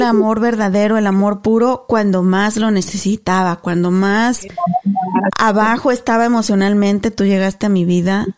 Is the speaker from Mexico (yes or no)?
yes; Mexico; moved away as an adult; Cuando llegué a Paso el Alto, de donde somos originarios